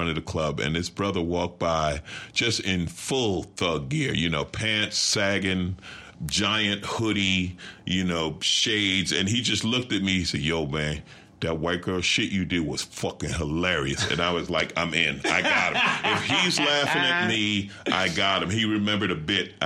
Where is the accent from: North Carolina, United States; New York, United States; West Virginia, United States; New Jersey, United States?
New York, United States; now in Los Angeles, United States; I grew up in New York and lived in L.A.